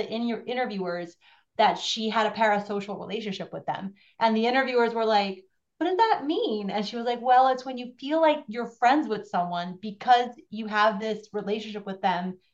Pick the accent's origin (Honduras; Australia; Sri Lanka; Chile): Honduras; moved away as an adult; also born or lived in Brooklyn, United States; now in New Jersey, United States; I am from Honduras, born and raised, and ended up somehow through university and work in Brooklyn